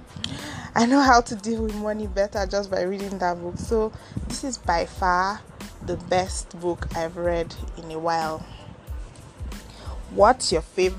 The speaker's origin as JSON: {"language": "English", "area": "Ogori/Magongo", "region": "Kogi", "country": "Nigeria", "moved": "yes", "lives_now": "Abuja, Nigeria", "said": "I come from Ogori Magongo, a local government in Akpafa, Kogi State, Nigeria."}